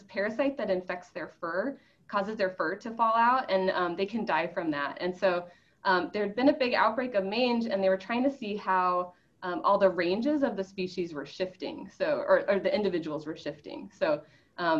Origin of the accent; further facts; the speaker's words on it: Port Orchard, Washington, United States; now in Indiana, United States; I grew up in Port Orchard, Washington, which is a town in the Puget Sound of Washington State